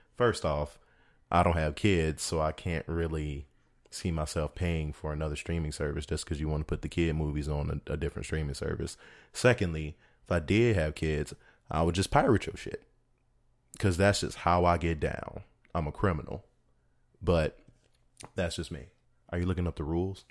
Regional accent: Chicago, Illinois, United States; I'm being from Chicago

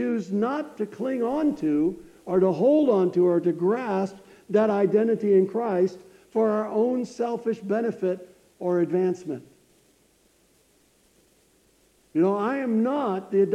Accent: United States; I wish I was from Africa instead of the United States

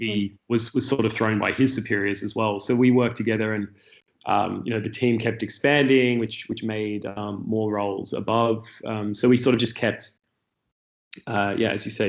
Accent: Sydney, New South Wales, Australia; moved away as an adult; now in Berlin, Germany; I grew up in Sydney, Australia, on the Northern Beaches.

